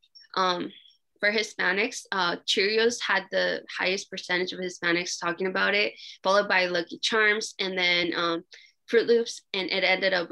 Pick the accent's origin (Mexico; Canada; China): Mexico; moved away; I grew up in Mexico